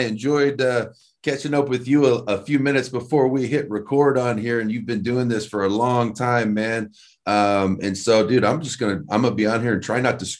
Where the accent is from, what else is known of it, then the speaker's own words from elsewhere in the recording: Indiana, United States; moved away; I'm from Indiana, man